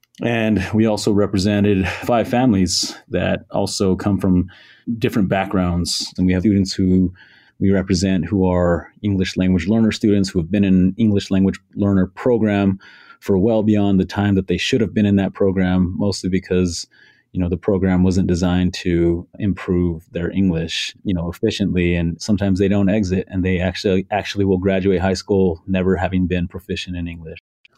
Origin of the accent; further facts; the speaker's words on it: Albuquerque, New Mexico, United States; I'm from New Mexico, born and raised here in Albuquerque, and I work at the ACLU of New Mexico as the Indigenous Justice Attorney.